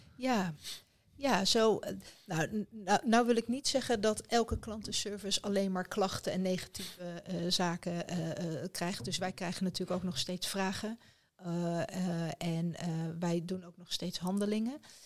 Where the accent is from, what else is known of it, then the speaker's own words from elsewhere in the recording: Rotterdam, South Holland, Netherlands; Rotterdam, mijn geboortestad.